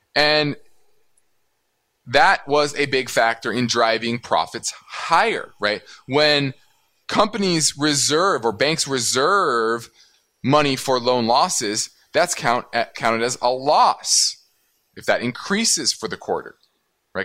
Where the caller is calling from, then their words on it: Portsmouth, Virginia, United States; I'm calling from Portsmouth, Virginia.